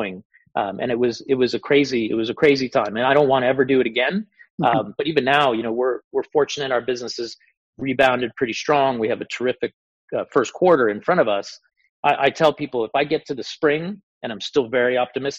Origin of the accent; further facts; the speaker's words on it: South Florida, United States; moved away as an adult; also born or lived in Atlanta / New York / San Francisco; I grew up in South Florida